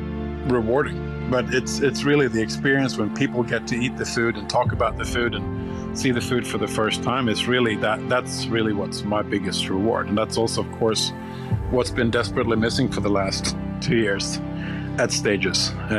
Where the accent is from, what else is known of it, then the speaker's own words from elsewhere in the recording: Sweden; English is a second language; But it's also, of course, very close to home, being born and bred in Sweden.